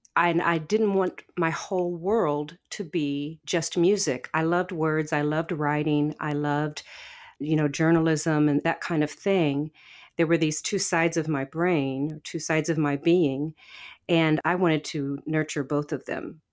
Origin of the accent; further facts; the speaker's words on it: St. Louis, Missouri, United States; moved away as an adult; also born or lived in Portland; I grew up in West Saint Louis County. It's a far west suburb of the city of Saint Louis.